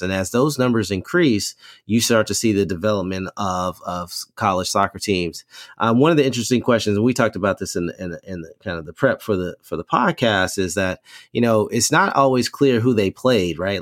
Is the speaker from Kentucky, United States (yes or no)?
yes; Kentucky, United States; moved away; also born or lived in Maryland; I grew up in Kentucky playing soccer, uh, uh, in the nineteen eighties, early nineties.